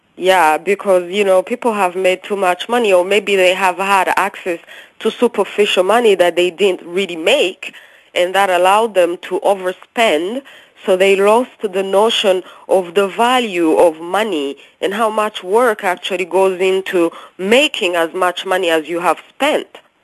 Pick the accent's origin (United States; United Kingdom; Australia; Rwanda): Rwanda; moved away; also born or lived in Canada; When I was growing up in Africa, you know, as you know, I'm from Rwanda.